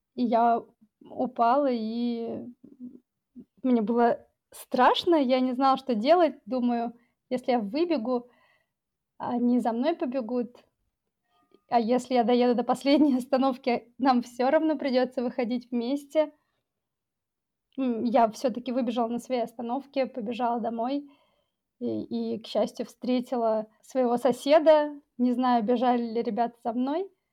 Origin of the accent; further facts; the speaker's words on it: Novosibirsk, Novosibirsk Oblast, Russia; moved away as an adult; also born or lived in Tajikistan; now in Barcelona, Spain; я родилась в Новосибирске, после моего рождения мы уехали в Таджикистан и жили там до, наверное, 93 или 94 -го года